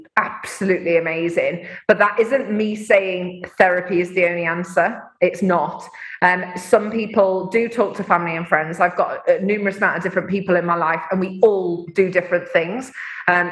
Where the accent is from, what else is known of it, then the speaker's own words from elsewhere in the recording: Mansfield, East Midlands, United Kingdom; my hometown of Mansfield